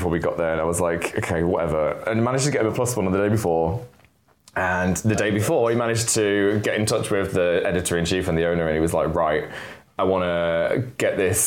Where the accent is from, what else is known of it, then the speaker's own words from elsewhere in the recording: Leeds, Yorkshire and the Humber, United Kingdom; moved away as an adult; now in London, United Kingdom; I'm from Leeds, and I grew up in the hood of All Woodley